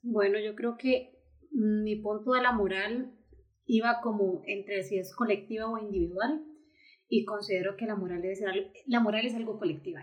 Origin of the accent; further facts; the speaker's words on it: Costa Rica; así somos los ticos